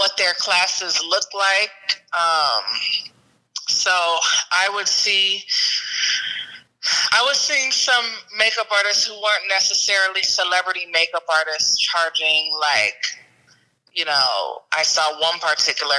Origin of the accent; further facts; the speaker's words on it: Cincinnati, Ohio, United States; moved away as an adult; now in Atlanta, United States; I'm located in Atlanta, but I'm from Cincinnati, and I've been here like literally a year